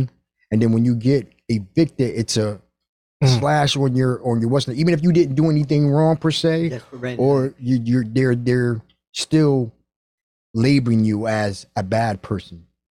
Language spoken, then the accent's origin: English; Stamford, Connecticut, United States; also born or lived in New York; But I was raised in Stamford, Connecticut. I was born in New York.